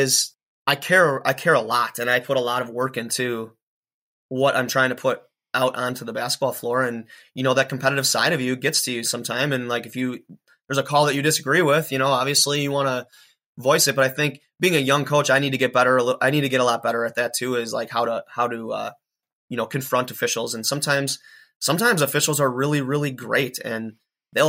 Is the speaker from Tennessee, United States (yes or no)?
no; Watertown, Wisconsin, United States; a Watertown, Wisconsin guy, which is my hometown as well